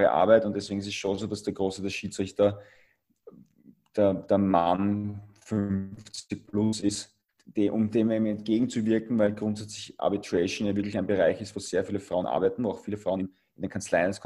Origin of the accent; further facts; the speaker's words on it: Austria; als Europäer oder als, als Österreicher möchte ich eher zu WIAG